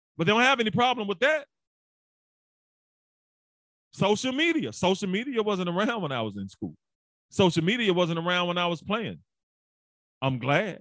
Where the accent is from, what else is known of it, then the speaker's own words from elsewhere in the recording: Memphis, Tennessee, United States; also born or lived in St. Louis / Hamilton; I'm from Memphis, Tennessee, played football at the University of Memphis